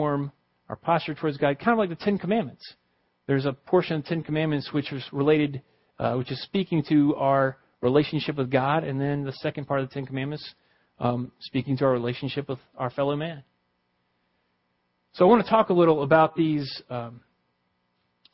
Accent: the South, United States; I grew up in the South

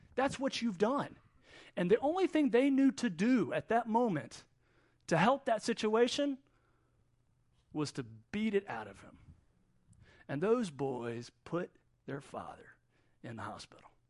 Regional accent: Wilmington, North Carolina, United States; now in Middle East; Even though I'm from Wilmington, this is kind of where we come back to.

